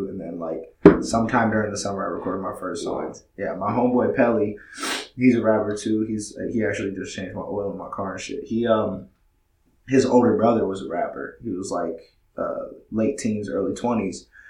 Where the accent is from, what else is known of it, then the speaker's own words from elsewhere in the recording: Cape Coral, Florida, United States; also born or lived in Massachusetts; Originally, I'm from Massachusetts. I moved down here when I was about 7 and a half. I moved to Cape Coral. I grew up Cape Coral